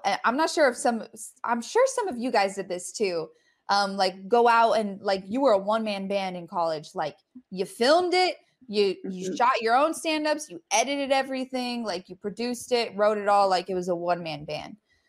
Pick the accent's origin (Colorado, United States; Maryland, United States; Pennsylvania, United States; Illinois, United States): Colorado, United States; there was one time I went to Colorado State, cause I'm from Colorado.